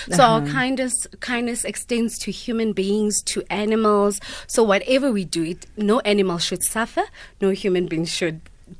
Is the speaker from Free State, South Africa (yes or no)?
no; Port Elizabeth, Eastern Cape, South Africa; now in Johannesburg, South Africa; I come from Port Elizabeth.